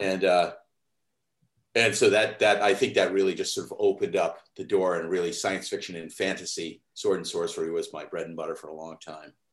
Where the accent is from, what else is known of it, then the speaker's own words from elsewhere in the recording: New England, United States; also born or lived in Sleepy Hollow, New York; now in New York, United States; I grew up in New England, um, even though I was born in New York.